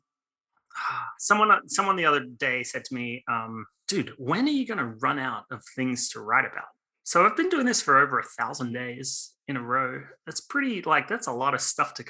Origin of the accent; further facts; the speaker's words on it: Australia; now in Los Angeles, United States; born and raised in Australia